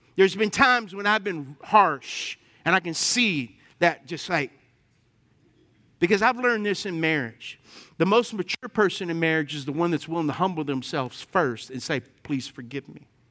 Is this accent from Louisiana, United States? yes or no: yes; Lafayette, Louisiana, United States; I grew up in Lafayette.